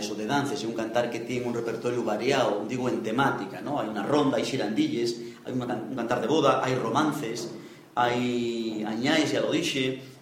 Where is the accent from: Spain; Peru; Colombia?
Spain; Pravia, Asturias; y que yo soy de Pravia. ¿eh? Los asturianos para eso somos muy etnocéntricos, ¿sí verdad?